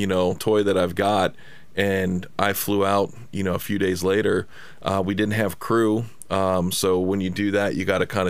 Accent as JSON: {"language": "English", "town": "Cincinnati", "region": "Ohio", "country": "United States", "moved": "yes", "lives_now": "Los Angeles, United States", "said": "I'm from Cincinnati"}